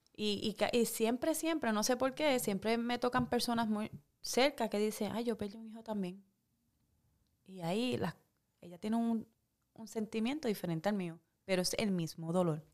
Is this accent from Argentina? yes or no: no; Puerto Rico; moved away as an adult; Me fui de Puerto Rico por el miedo de la salud de mi hija. Ahí fue que tomé la decisión hace 15 años de salir de Puerto Rico